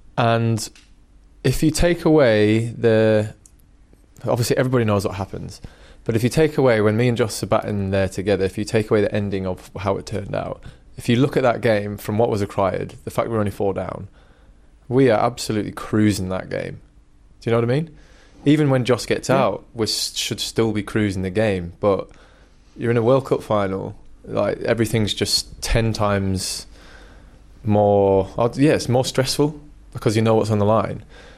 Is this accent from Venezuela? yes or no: no; England, United Kingdom; also born or lived in New Zealand; When, you know, I'm representing England, I'm English. I was born in New Zealand, I remember my roots, I remember where I came from and all that kind of stuff, yeah, but I'm English.